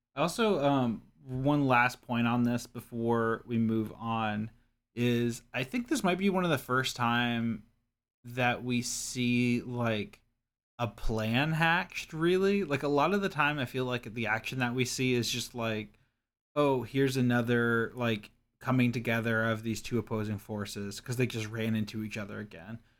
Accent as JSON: {"language": "English", "region": "Kentucky", "country": "United States", "tie": "born or raised there", "said": "I grew up in Kentucky"}